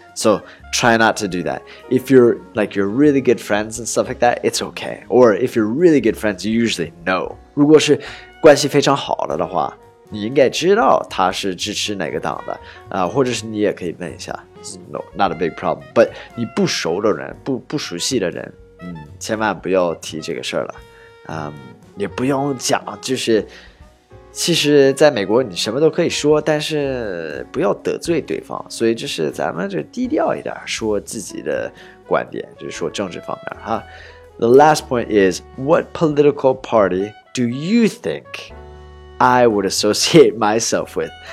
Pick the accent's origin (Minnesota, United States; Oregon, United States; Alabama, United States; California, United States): Oregon, United States; Portland; moved away; my hometown is Portland, Oregon